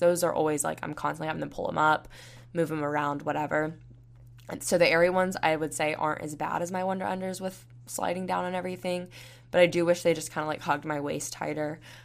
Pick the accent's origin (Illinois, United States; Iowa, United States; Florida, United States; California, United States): Florida, United States; Panama City Beach; now in Tuscaloosa, United States; I'm from Panama City Beach, Florida, and I'm going to be moving to Houston, Texas soon